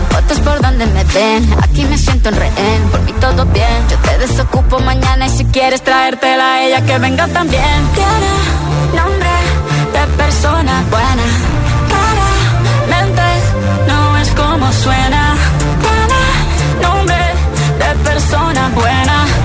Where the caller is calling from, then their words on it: Balearic Islands, Spain; desde Mallorca.